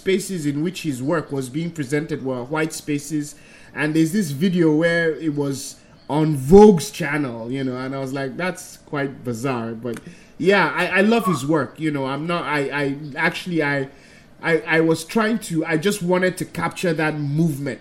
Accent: Middle Belt, Nigeria; also born or lived in United States; now in Lagos, Nigeria; I grew up in the Middle Belt, which my tribe was has Hausa

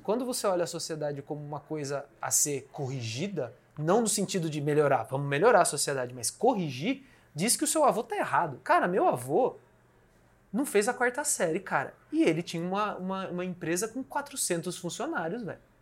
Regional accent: Brazil

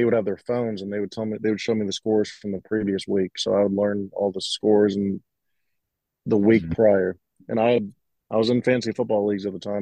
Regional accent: Myrtle Beach, South Carolina, United States; I grew up in Myrtle Beach, South Carolina

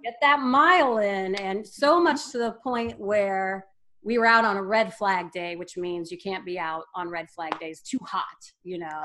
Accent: Wadsworth, Ohio, United States; I'm from a small town, Northeast Ohio, called Wadsworth. It's a suburb of Akron. Growing up, uh, really, we had to drive 15 minutes to get anywhere

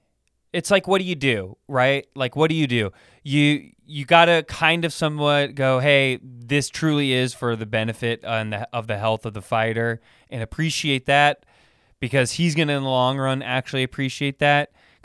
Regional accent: Sacramento, California, United States; This guy, he fights out of my hometown, Sacramento, Andre Feely.

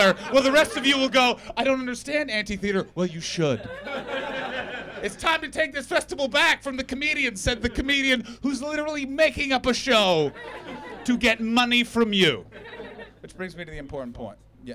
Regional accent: Canada; now in London, United Kingdom; I'm from Canada. And I've lived in the UK long enough

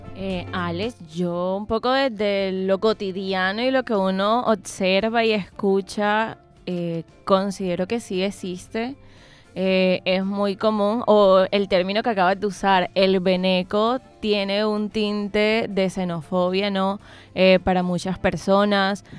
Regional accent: Colombia; nosotros como colombianos

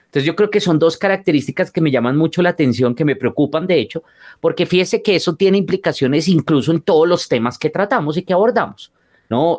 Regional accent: Colombia

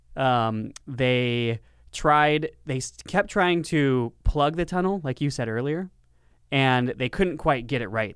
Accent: Lancaster, California, United States; my hometown of Lancaster, California

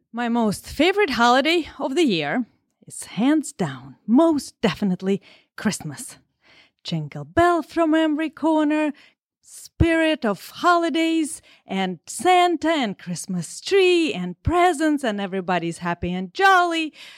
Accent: Russia; English is a second language; moved away; I'm Russian, and English is my second language

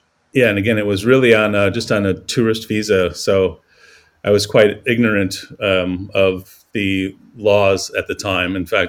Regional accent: New York City, New York, United States; moved away as an adult; now in McLaren Vale, Australia; the winemaker, founder of Brash Higgins Wine Company in McLaren Vale. And I came to Australia from New York City in 2007

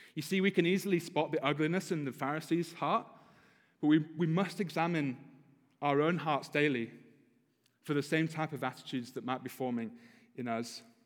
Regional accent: United Kingdom; now in United States; as a Brit because we, we drive properly in Britain

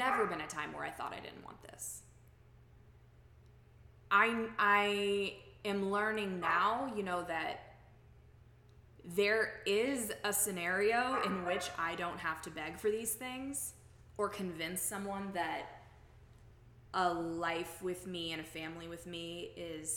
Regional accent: Texas, United States; moved away; also born or lived in Oklahoma / Illinois; When I was little, I grew up in Texas

